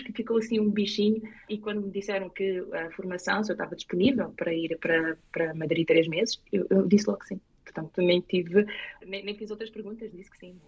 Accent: Lisbon, Portugal; accent: Portuguese; moved away as an adult; now in Morris Plains, United States; eu sou de Portugal, de Lisboa.

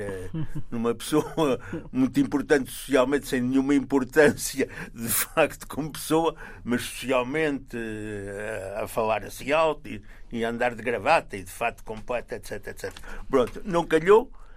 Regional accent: Condeixa-a-Nova, Coimbra District, Portugal; moved away as an adult; also born or lived in France / Italy / Belgium / Algiers; eu sou de Condeixa, a Nova

